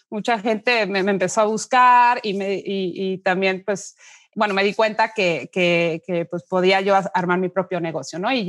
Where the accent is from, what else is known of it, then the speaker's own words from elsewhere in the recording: Mexico; Soy mexicana, pero bueno, de descendencia alemana.